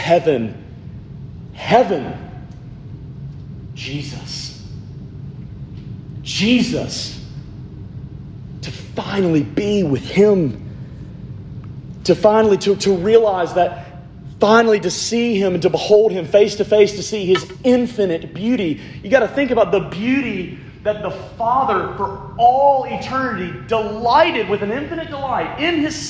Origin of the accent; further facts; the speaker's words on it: Alabama, United States; I'm from Alabama